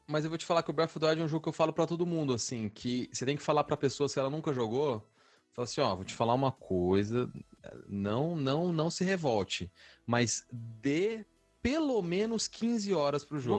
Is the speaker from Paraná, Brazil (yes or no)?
yes; Londrina, Paraná, Brazil; moved away as an adult; já faz cinco anos, cara, que eu saí de Londrina e tudo, e isso não cai a ficha. Na minha cabeça, eu ainda tô lá, morando com a minha mãe, na padaria